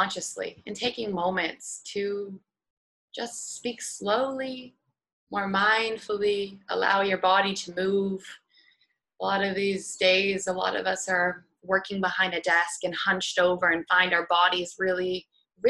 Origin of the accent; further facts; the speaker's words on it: Seattle, Washington, United States; moved away; I'm from Seattle originally